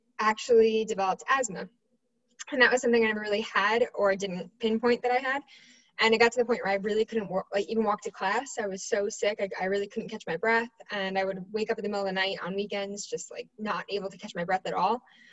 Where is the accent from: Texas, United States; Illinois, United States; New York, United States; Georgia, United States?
New York, United States; I'm from New York